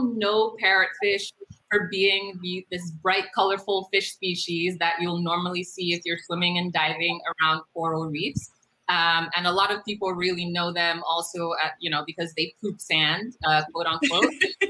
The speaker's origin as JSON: {"language": "English", "country": "U.S. Virgin Islands", "said": "Originally, I'm from the Virgin Islands."}